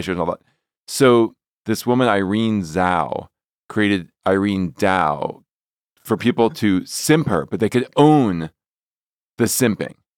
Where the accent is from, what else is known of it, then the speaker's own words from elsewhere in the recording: New Jersey, United States; I'm from New Jersey.